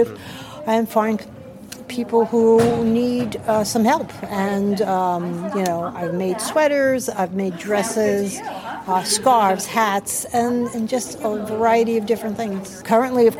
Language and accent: English; New York City, New York, United States; moved away as an adult; also born or lived in Putnam County / Westchester County; now in Yorktown Heights, United States; I grew up in the Bronx and lived there until I got married and moved to Putnam County